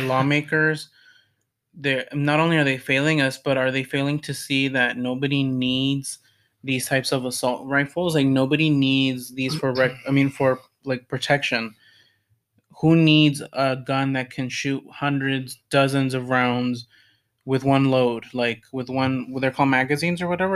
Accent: United States; as an American and as a citizen, as a s somebody that lives in what's supposed to be the best country in the world

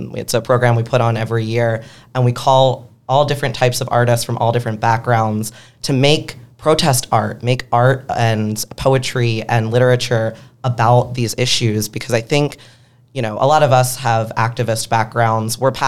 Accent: Philadelphia, Pennsylvania, United States; now in Pittsburgh, United States; Yeah, as someone from Philly and chose to leave for Pittsburgh, I'm a big fan of all Pennsylvania.

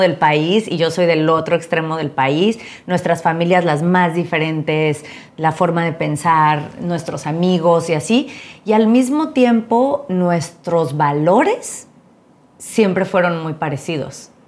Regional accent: Mexico; los dos somos mexicanos

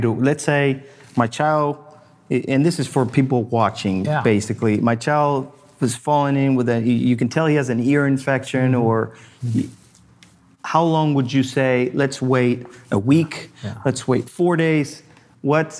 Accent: Argentina; now in United States; I grew up in Argentina, and over there, we used to have a family doctor that would come to our house

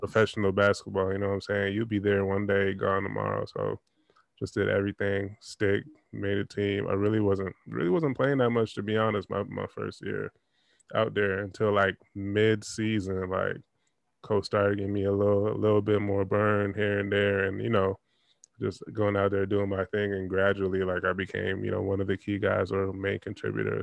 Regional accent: Toronto, Ontario, Canada; I'm from Toronto and I was out in Nova Scotia, so that's that's out east.

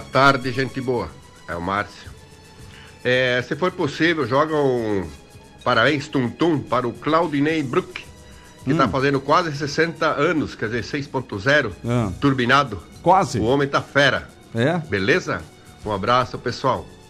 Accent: Gaúcho, Rio Grande do Sul, Brazil; moved away; Somos gaúchos

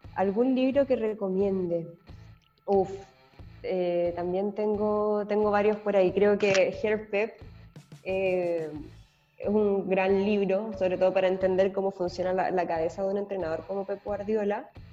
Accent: Santiago, Santiago Metropolitan Region, Chile; moved away as an adult; also born or lived in San Bernardo; Pero me quedo con Santiago porque es mi lugar, o sea, soy santiaguina

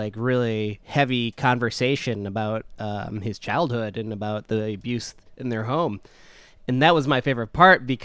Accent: Midwest, United States; we're from the Midwest

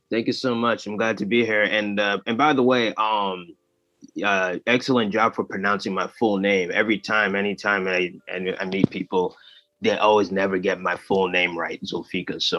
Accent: United States; born there; my family originally came from Tanzania, and so I was born here in the United States.

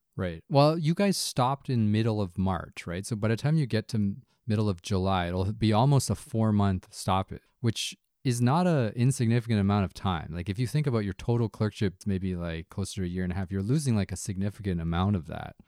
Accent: Canada; as a Chinese Canadian, like, I usually, I put myself as Canadian first, right? This is my home.

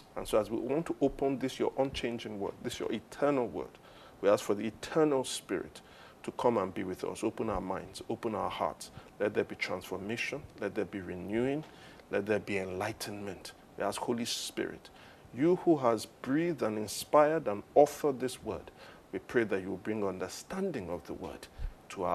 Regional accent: Nigeria; I am a Nigerian

